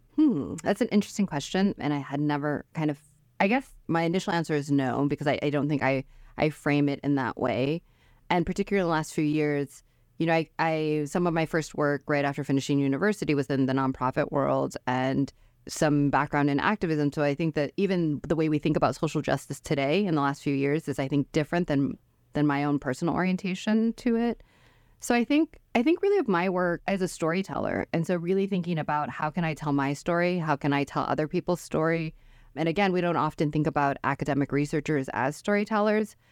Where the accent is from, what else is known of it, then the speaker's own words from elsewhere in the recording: Detroit, Michigan, United States; moved away as an adult; I'd grown up in Metro Detroit as a Korean adopted person.